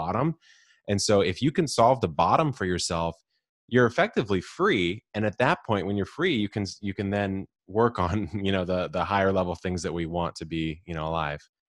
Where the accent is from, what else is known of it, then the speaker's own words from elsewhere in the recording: San Diego, California, United States; I grew up in Southern California, s, here in San Diego